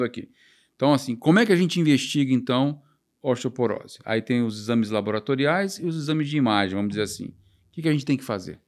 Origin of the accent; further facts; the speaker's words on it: Vitória, Espírito Santo, Brazil; Eu fui criado em Vitória, no Espírito Santo